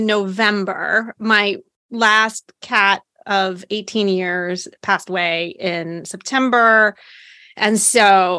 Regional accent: Hampton Roads, Virginia, United States; I grew up in the Hampton Roads area around a lot of military folks.

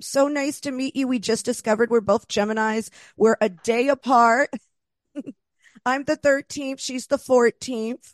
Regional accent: East Coast, United States; also born or lived in Los Angeles; now in Queens, United States; I'm originally from the East Coast

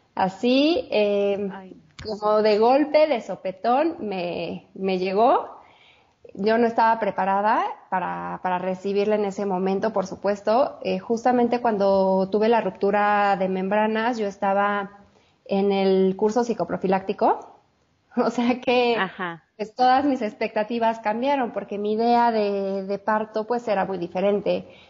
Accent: Mexico City, Mexico; soy de la Ciudad de México, Judith. Vivo aquí, bueno, aquí nací y toda la vida he vivido aquí

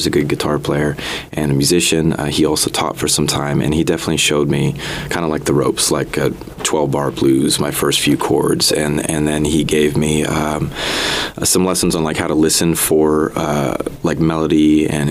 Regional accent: Lompoc, California, United States; also born or lived in Connecticut; I'm from Connecticut originally, but I moved out to the Central Coast of Lompoc specifically when I was a kid. So I would say I'm a Central Coast boy

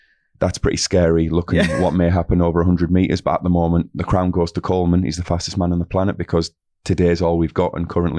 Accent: Middlesbrough, North East England, United Kingdom; accent: northeast, Middlesbrough; I've got a very unique accent from the northeast, Middlesbrough. So I would say Christian.

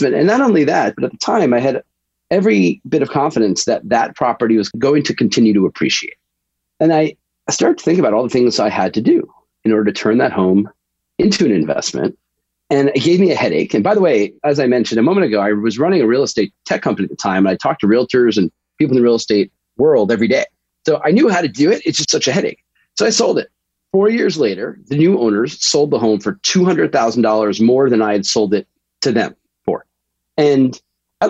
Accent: New York, United States; moved away as an adult; also born or lived in Boston; I grew up in New York and moved to Boston for college

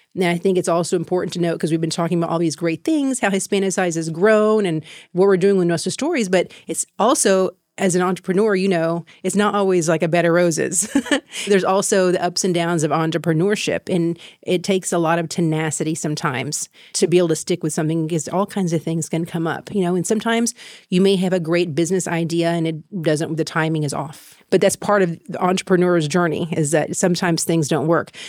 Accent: Waco, Texas, United States; moved away as an adult; also born or lived in Thailand; I'm a native from Waco, Texas. I grew up there, Mexican American family

